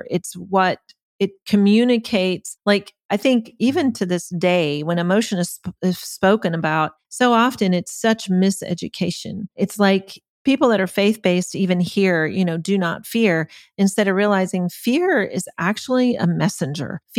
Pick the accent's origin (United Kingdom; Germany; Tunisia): Germany; I was the youngest of eight kids. We grew up in Germany. Uh, my parents were missionaries.